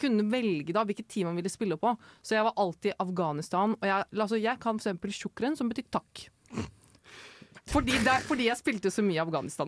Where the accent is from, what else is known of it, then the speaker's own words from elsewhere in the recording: Oslo, Norway; jeg er fra Oslo sentrum